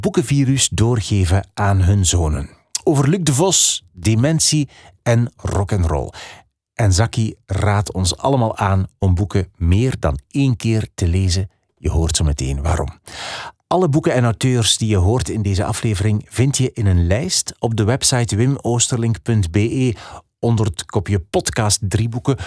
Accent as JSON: {"language": "Dutch", "town": "Ghent", "region": "Flanders", "country": "Belgium", "tie": "born or raised there", "said": "de bibliotheek van onze thuisstad, de imposante bibliotheek De Krook in Gent"}